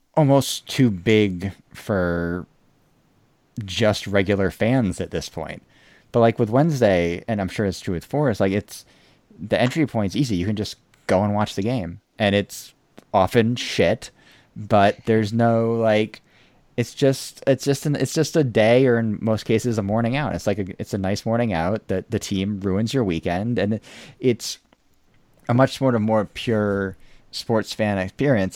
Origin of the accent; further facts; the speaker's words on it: United States; an American